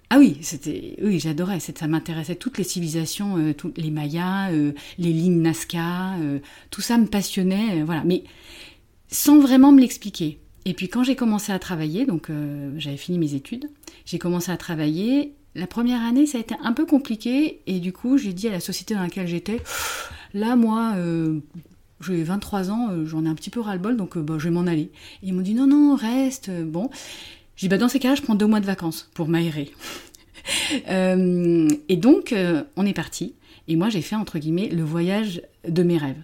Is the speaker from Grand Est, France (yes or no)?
no; Paris, Île-de-France, France; je viens de Paris, je suis française